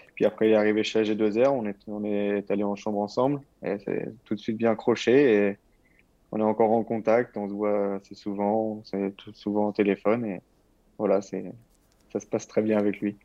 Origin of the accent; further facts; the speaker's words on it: Normandy, France; moved away as an adult; now in Languedoc-Roussillon, France; je... reste normand